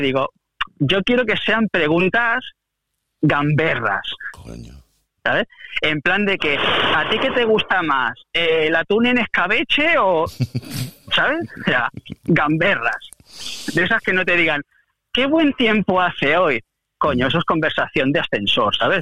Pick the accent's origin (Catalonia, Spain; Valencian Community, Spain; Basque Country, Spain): Catalonia, Spain; soy catalán por los cuatro costados